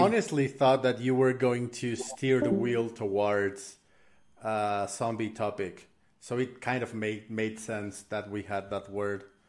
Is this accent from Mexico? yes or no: yes; Mexico; I'm I'm from Mexico